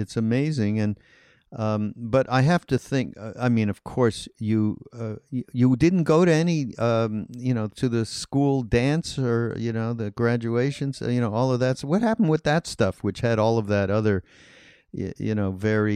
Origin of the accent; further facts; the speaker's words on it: Montreal, Quebec, Canada; I'm from Canada and I'm from Montreal